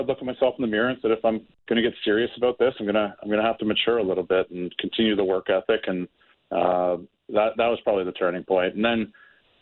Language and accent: English; Oshawa, Ontario, Canada; I was able to be drafted by my hometown team. I'm from Oshawa